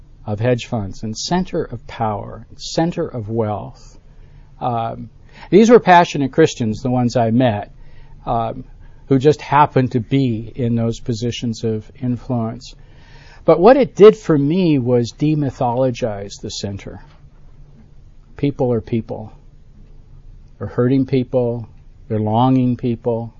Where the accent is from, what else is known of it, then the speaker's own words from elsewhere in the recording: Buffalo, New York, United States; now in Birmingham, United States; I grew up in Buffalo, New York, at the western end of the state